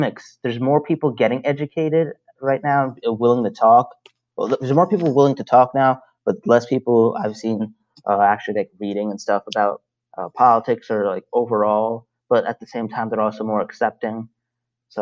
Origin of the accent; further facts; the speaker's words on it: Salisbury, Maryland, United States; also born or lived in Brooklyn, New York, United States; I grew up in Brooklyn and Salisbury, Maryland. I was in Brooklyn until I was 10 years old, and then I moved down here for the rest of my life